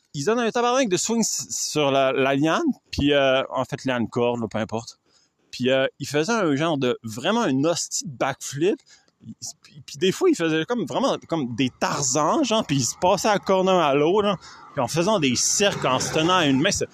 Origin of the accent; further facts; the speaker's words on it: Canada; je suis Canadien.